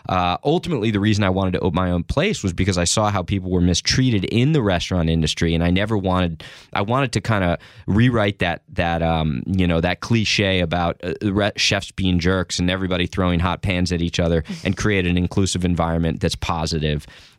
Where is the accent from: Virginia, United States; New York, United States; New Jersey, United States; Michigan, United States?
New Jersey, United States; I grew up in Jersey, right? Mm-hmm. So I'm from this area, and I went to a small liberal arts college up in Maine